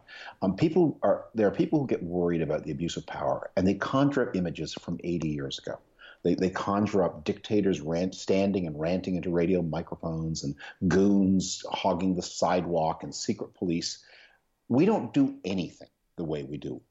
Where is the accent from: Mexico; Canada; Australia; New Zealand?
Canada; moved away; also born or lived in United Kingdom; I was born in Canada, and I run a think tank in the United Kingdom